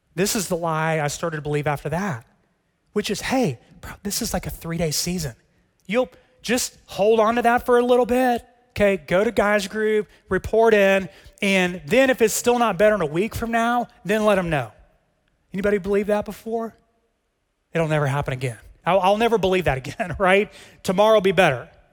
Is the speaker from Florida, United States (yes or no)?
no; Texas, United States; As a Texan